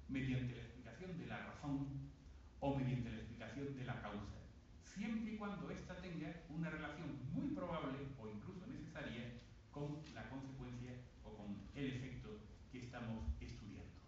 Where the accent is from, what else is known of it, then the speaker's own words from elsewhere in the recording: Bay of Cádiz, Andalusia, Spain; Cerca de donde yo nací, en la bahía de Cádiz, hay una importante base militar